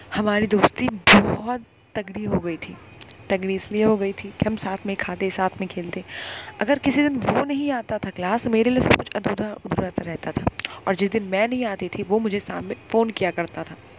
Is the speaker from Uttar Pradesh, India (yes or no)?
no; Araria, Bihar, India; मैं वैसे अररिया से बिलोंग करती हूँ आपको पता नहीं होगा ये बिहार में एक शहर है